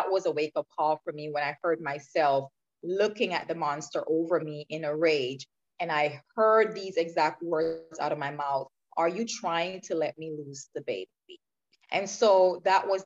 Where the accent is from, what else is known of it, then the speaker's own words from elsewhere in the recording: Clarendon, Jamaica; I grew up in a rural part of Jamaica called Clarendon. So I was born and raised in Jamaica.